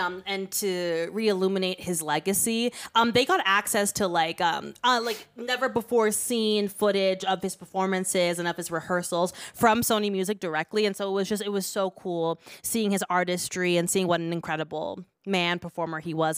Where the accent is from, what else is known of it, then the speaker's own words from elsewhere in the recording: Kenya; we're a Kenyan podcast